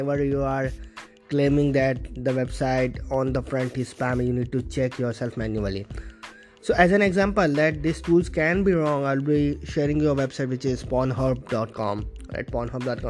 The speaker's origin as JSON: {"language": "English", "town": "Vadodara", "region": "Gujarat", "country": "India", "said": "I am from Vadodara, Gujarat, India."}